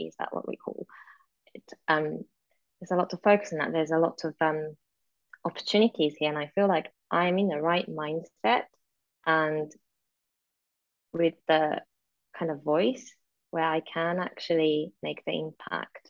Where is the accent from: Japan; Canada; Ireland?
Japan; moved away; also born or lived in Europe; growing up in Japan and then suddenly moving to sort of European country, again out of my control because of my father's job